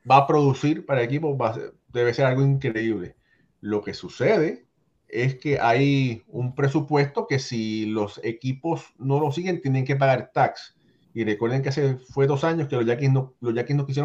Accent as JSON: {"language": "Spanish", "country": "Dominican Republic", "said": "soy dominicano y para mí solo vale 3.80 por 12 años, hermano"}